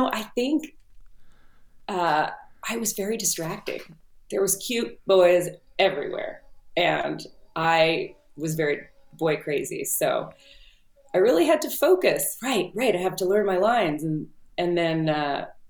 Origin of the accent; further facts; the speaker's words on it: Southern California, United States; I'm from Southern California.